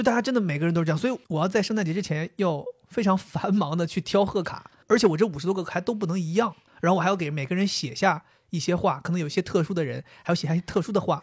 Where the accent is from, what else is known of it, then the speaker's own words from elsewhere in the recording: China; 我们作为中国人